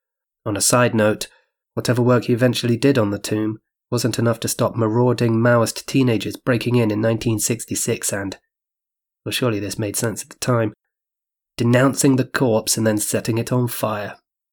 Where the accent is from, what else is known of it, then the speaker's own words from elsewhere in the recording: Changshu, Jiangsu, China; Changshu, my hometown in China